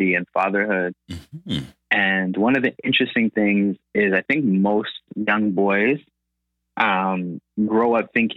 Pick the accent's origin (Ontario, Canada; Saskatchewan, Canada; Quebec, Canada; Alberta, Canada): Ontario, Canada; Toronto; also born or lived in Accra, Ghana / Flemingdon Park, Toronto; I was born in Toronto. And when I came back, I lived in Scarborough